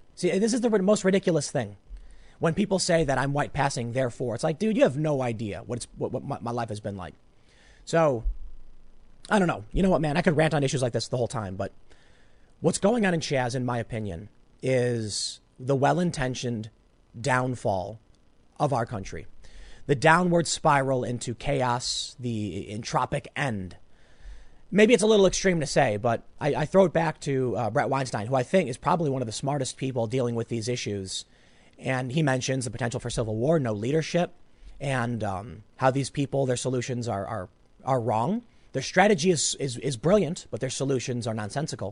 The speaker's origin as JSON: {"language": "English", "town": "Chicago", "region": "Illinois", "country": "United States", "tie": "born or raised there", "said": "I grew up on the South Side"}